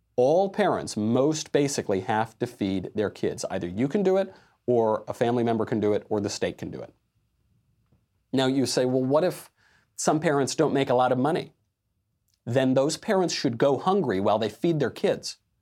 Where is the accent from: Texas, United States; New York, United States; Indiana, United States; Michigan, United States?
New York, United States; I'm from the East Coast, from New York, and of Italian descent